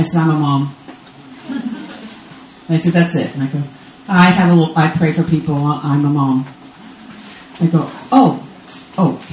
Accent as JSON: {"language": "English", "region": "Texas", "country": "United States", "moved": "as an adult", "lives_now": "Israel", "said": "I'm American from Texas, but I don't live in the U.S. anymore. I live in Israel on the Sea of Galilee."}